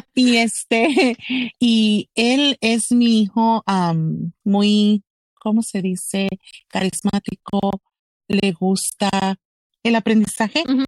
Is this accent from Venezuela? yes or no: no; Roma, Texas, United States; yo viví y me criaron ahí en la orilla de, de México y Texas en Roma, Texas, un pueblito muy chiquito